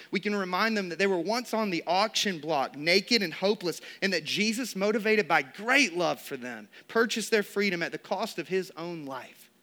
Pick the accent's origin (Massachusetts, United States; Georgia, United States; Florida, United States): Georgia, United States; growing up in Georgia, spending over three decades of my life in this state